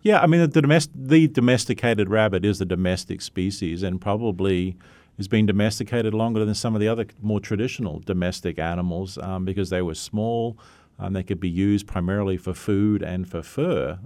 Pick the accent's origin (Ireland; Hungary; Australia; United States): Australia; moved away; I come from Australia. That's where I graduated from